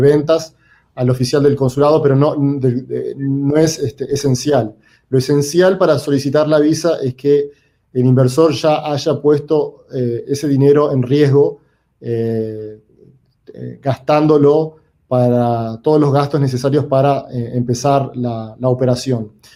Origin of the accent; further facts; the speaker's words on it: Uruguay; also born or lived in New York; now in United States; yo soy originalmente de Uruguay, eh, vivo en los Estados Unidos por más de 20 años